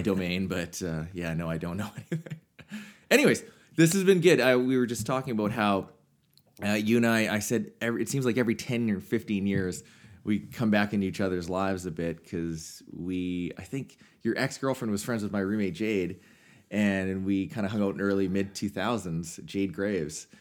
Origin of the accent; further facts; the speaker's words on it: Swift Current, Saskatchewan, Canada; growing up in South Current